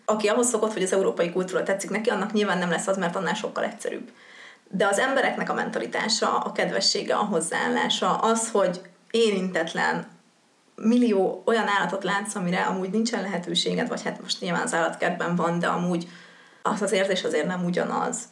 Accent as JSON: {"language": "Hungarian", "country": "Hungary", "also_born_or_lived": "Győr / Cape Town", "lives_now": "Budapest, Hungary"}